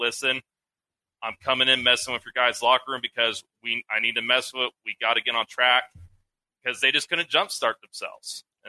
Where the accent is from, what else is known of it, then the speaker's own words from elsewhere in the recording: Texas, United States; I can't say I'm a true Minnesota sports fan because I'm from Texas